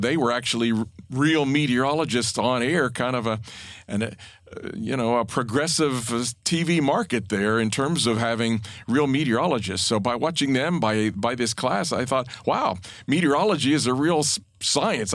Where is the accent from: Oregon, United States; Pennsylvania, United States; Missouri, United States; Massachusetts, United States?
Pennsylvania, United States; to be going in state was kind of the only option, and and Penn State really was the only school in in Pennsylvania